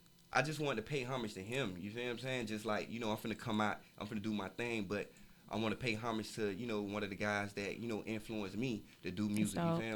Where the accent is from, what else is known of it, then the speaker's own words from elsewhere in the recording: Florida, United States; But, you know, my family for Coconut Grove, I was raised in Kara City. And, you know, was in Opa-locka a lot.